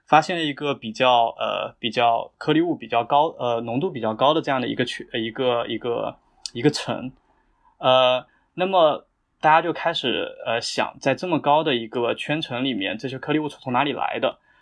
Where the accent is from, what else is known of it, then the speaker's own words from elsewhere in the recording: Jiangxi, China; moved away as an adult; 我是南方人，就我家在江西，就是我们家那边是一个小县城